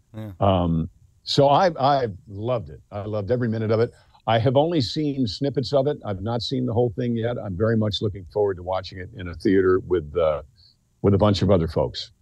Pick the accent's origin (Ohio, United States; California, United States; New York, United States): New York, United States; Mount Kisco; I'm from Mount Kisco, New York